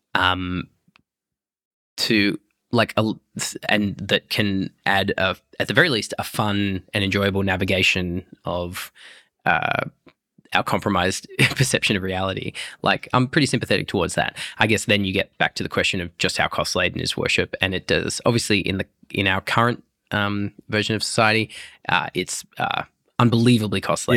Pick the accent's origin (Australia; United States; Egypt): Australia; Broken Hill, New South Wales; my mum took me to the Anglican Church growing up in Broken Hill